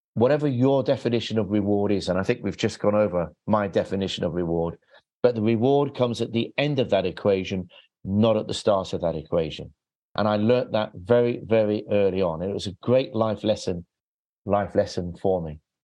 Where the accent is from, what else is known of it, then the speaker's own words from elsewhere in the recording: England, United Kingdom; I'm English.